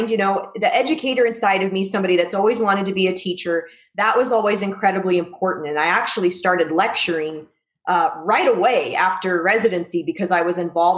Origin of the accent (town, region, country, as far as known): Arizona, United States; born or raised there; moved away as an adult; also born or lived in Missouri / Southern California; now in Las Vegas, United States